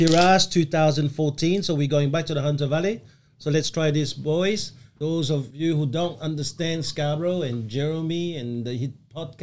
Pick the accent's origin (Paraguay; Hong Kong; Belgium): Belgium; now in Australia; I come from Belgium